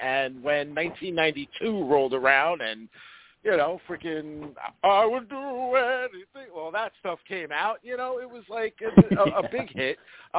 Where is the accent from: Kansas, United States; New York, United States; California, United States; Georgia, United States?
New York, United States; New York City; moved away; also born or lived in New Jersey; growing up in Staten Island as a young kid, having young parents